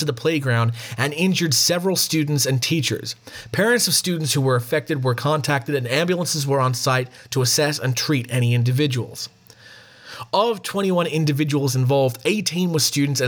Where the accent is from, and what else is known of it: Australia; accent: Australian